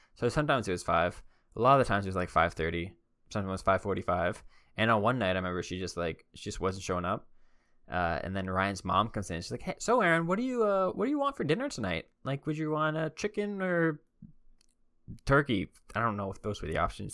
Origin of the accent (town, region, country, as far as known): Canada